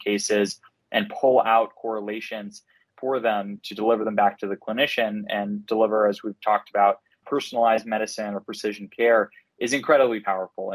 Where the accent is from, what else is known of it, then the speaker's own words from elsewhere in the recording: Cambridge, Massachusetts, United States; I'm originally from Cambridge, Massachusetts, grew up here, born and raised